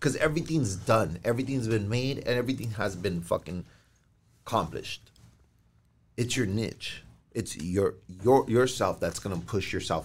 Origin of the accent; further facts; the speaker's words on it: El Monte, California, United States; a Mexican like me, a normal cat, knowing that I'm from Monte